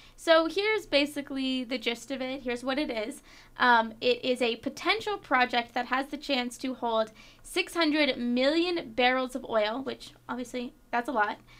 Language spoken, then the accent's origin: English; Florida, United States; moved away; my home state of Florida